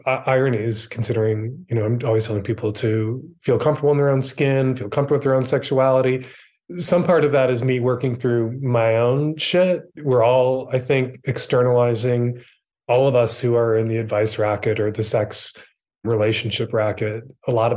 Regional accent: Chicago, Illinois, United States; I am from Chicago, Illinois. I'm the third of four children. My dad was a Catholic deacon and a Chicago cop. I grew up in a very multi-generational household

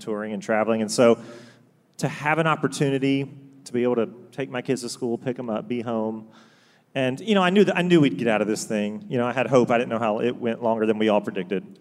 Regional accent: Augusta, Georgia, United States; also born or lived in Chapel Hill, North Carolina; born and raised basically in Augusta, Georgia.

